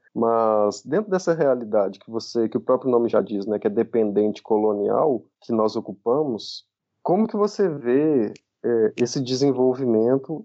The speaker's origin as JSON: {"language": "Portuguese", "town": "Juiz de Fora", "region": "Minas Gerais", "country": "Brazil", "said": "Eu, eu e Pedro somos de Minas, inclusive sou de juiz de fora também"}